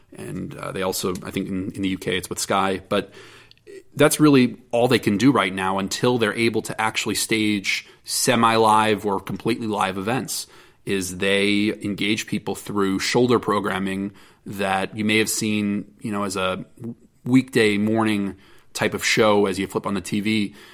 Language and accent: English; United States; as an American and as a member of this industry